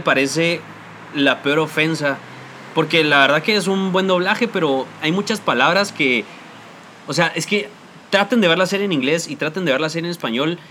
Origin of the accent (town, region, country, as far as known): Guatemala